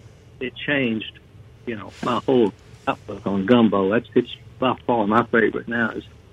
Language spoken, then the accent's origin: English; Booneville, Mississippi, United States; growing up here in North Mississippi